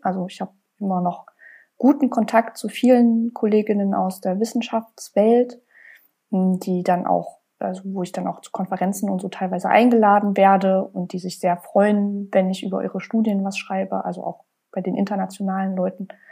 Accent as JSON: {"language": "German", "town": "Leipzig", "region": "Saxony", "country": "Germany", "said": "ich komme ja aus Leipzig und ich wollte auch unbedingt hier bleiben"}